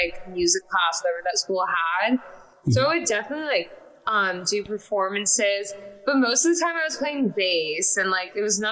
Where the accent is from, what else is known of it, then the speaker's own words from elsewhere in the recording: Los Angeles, California, United States; also born or lived in Salem, Massachusetts; I grew up in California. I was born in Salem, Massachusetts, randomly